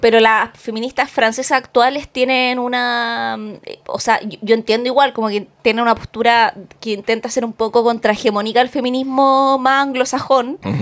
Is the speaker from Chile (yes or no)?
yes; Chile; also born or lived in Ñuñoa, Santiago